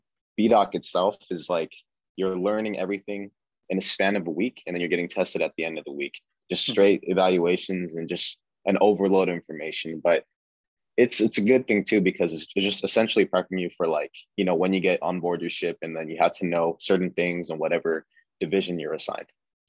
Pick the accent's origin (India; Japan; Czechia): Japan; Sasebo, Nagasaki; also born or lived in Yokota, Japan; I was born in Yokota, Japan, but grew up in Sasebo, Japan.